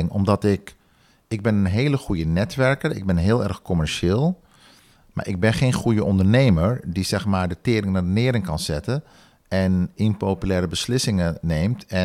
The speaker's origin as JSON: {"language": "Dutch", "country": "Suriname", "tie": "born or raised there", "moved": "yes", "lives_now": "Netherlands", "said": "doordat ik in Nederland ben geboren, mijn jeugd in Suriname heb doorgebracht en toen weer terug ben gekomen, kan ik goed schakelen in beide samenlevingen."}